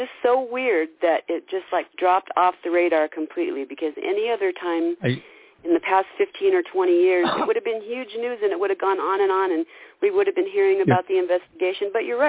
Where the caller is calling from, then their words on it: Idaho, United States; I'm calling from Idaho again.